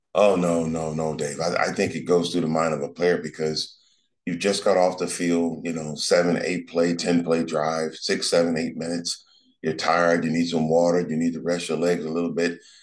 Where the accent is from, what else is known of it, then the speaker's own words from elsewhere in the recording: Los Angeles, California, United States; Joe and I growing up in South Central, we you know we are around gang members